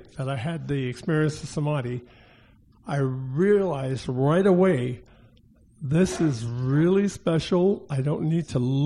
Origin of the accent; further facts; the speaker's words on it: New York, United States; moved away; I'm originally from New York